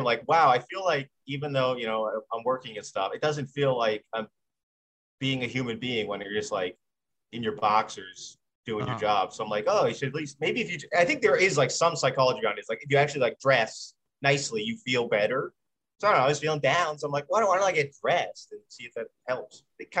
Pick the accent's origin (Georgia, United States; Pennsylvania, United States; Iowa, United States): Pennsylvania, United States; Pittsburgh; also born or lived in Long Island, New York; now in New York, United States; I'm from Pittsburgh. Well, I was born on Long Island, but grew up.